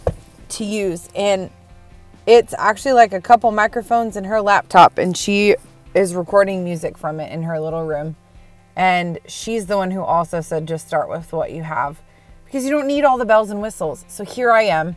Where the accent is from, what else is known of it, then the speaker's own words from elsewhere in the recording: Minnesota, United States; also born or lived in Wisconsin; now in Nashville, United States; I was born in Wisconsin, raised in Minnesota. Now I'm in Nashville, Tennessee